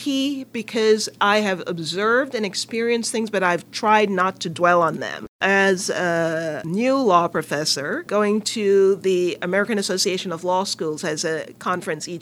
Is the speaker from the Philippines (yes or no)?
no; Jamaica; moved away as an adult; now in United States; I'm Jamaican, grew up in Jamaica, went to university in Jamaica, as we call it, you call it college, before coming to the U.S.